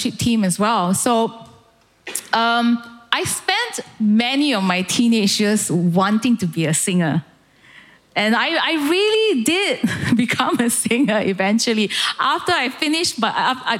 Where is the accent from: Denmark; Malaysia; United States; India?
Malaysia; moved away as an adult; now in United Kingdom; I grew up in Malaysia